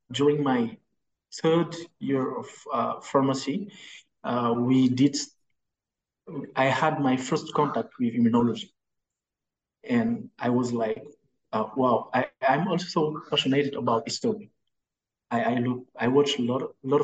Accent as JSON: {"language": "English", "region": "Dakar", "country": "Senegal", "tie": "born or raised there", "said": "I'm from Senegal, Dakar, that is the capital of Senegal, and I spent my whole, I grew up here"}